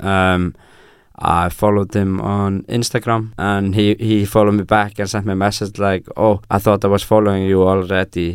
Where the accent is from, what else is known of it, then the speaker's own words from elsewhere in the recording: Iceland; English is a second language; moved away as an adult; now in Bergen, Norway; I am from Iceland